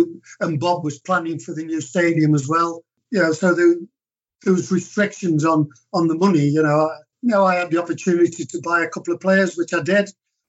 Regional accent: England, United Kingdom; I obviously never achieved that, but as an Englishman, yeah, that is as high as you can go.

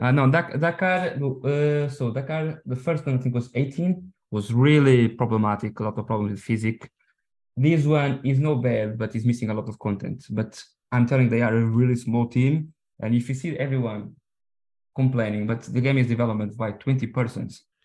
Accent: Portugal; English is a second language; we are from Portugal, I'm Portuguese

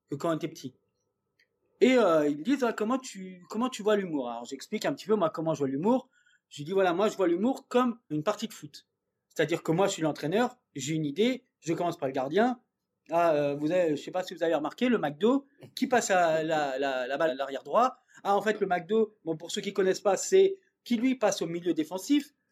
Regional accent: Dordogne, Nouvelle-Aquitaine, France; moved away; moi je suis de Dordogne, enfin j'ai vécu un petit peu là-bas

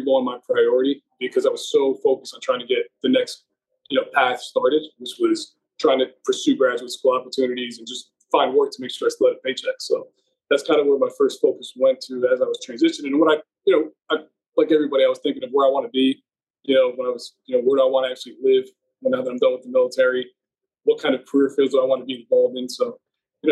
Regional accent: central New Jersey, United States; I'm actually from central New Jersey. So I've been in the Northeast for a while. You can probably tell from my accent

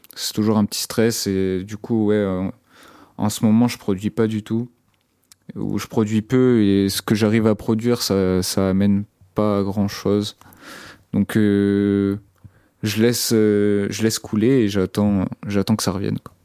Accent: Brittany, France; now in Rennes, France; dans mon bled, qui c'est un bled euh, en Bretagne

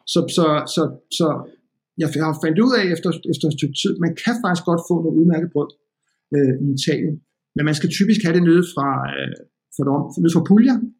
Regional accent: Denmark; jeg kom fra Danmark

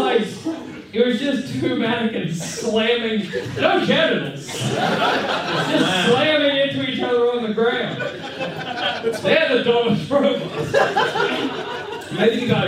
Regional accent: Tottenham, London, United Kingdom; I'm from Tottenham.

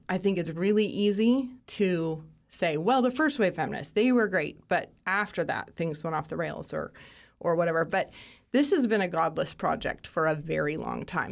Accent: Moscow, Idaho, United States; Born and raised in Moscow, Idaho

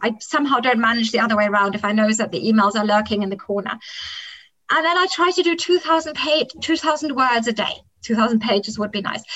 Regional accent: Kenya; English is a second language; moved away; I grew up in the African highlands, and Kenya was a place that attracted, in former times, very many British families

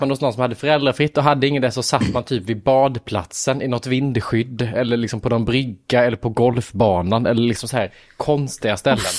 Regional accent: Lanna, Jönköping County, Sweden; jag är uppväxt i Lanna, en by utanför Värnamo där det bor 400 personer.

